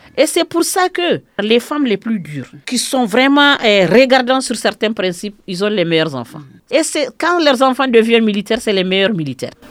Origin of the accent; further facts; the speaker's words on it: Hombori, Mopti, Mali; also born or lived in Gao; je suis de Homboriné à Gao